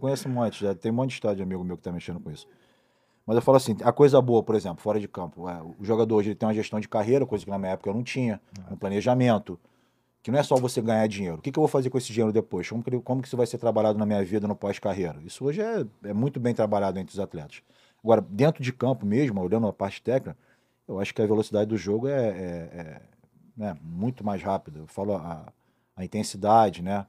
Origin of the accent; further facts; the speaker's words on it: Niterói, Rio de Janeiro, Brazil; Eu fui morar em Niterói com uns dois anos, mais ou menos